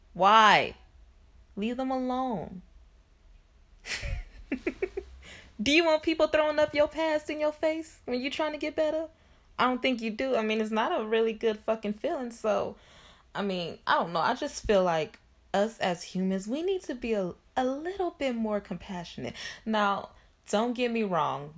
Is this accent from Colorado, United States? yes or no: no; Shreveport, Louisiana, United States; moved away; I'm currently back in my hometown, which is Shreveport